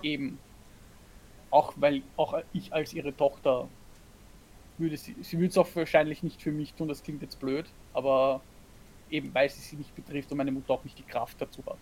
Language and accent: German; Austria; now in Germany; ich als Österreicherin bin offiziell ja eine Ausländerin in Deutschland